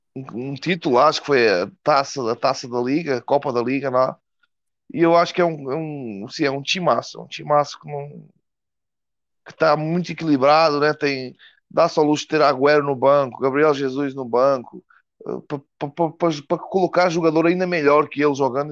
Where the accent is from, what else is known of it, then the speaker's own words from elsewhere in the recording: Portugal; moved away as an adult; now in Brazil; eu sou português, né? Eu estou morando no Brasil já faz uns, uns cinco anos